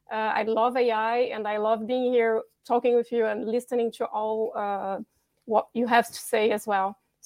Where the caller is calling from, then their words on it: Bordeaux, Nouvelle-Aquitaine, France; Hello from France, by the way. I'm calling from Bordeaux.